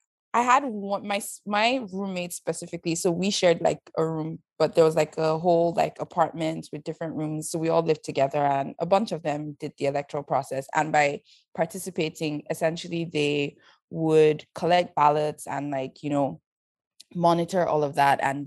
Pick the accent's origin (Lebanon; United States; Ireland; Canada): Canada; I'm some girl from Canada who doesn't speak like them. I might be able to switch to Pidgin sometimes, but they know the difference.